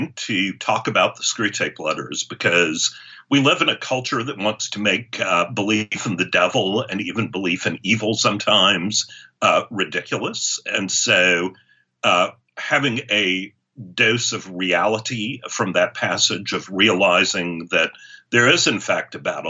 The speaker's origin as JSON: {"language": "English", "town": "Charleston", "country": "United States", "tie": "born or raised there", "said": "I grew up here in Charleston"}